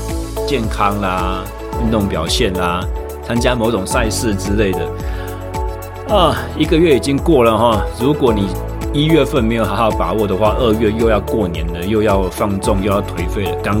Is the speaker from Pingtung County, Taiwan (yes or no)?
no; Taichung, Taiwan; 我二零二三年一月正式回到呃离开在左训的工作，回到我的家乡台中市。